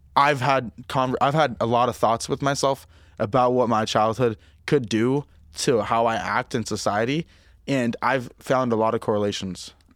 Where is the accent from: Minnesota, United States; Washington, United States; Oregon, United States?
Washington, United States; Ocean Park; moved away; growing up in Ocean Park